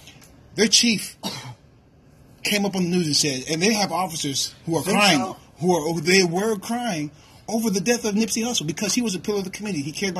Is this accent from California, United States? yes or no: no; Tacoma, Washington, United States; moved away as an adult; also born or lived in Salt Lake City, Utah; now in Colorado, United States; I'm from, like I said, Tacoma, Washington, Seattle, Tacoma.